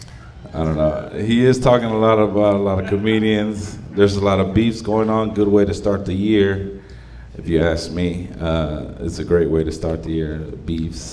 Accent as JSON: {"language": "English", "town": "Dallas", "region": "Texas", "country": "United States", "said": "I'm from that great part of Dallas called Oak Cliff."}